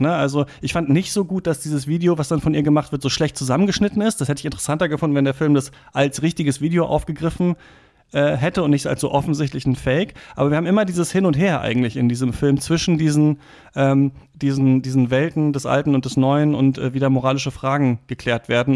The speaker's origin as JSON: {"language": "German", "country": "Germany", "said": "als Deutscher"}